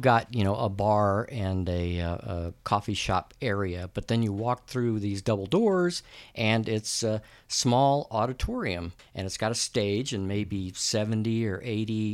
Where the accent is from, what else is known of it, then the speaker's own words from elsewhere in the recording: La Grange, Texas, United States; my hometown, which is LaGrange, Texas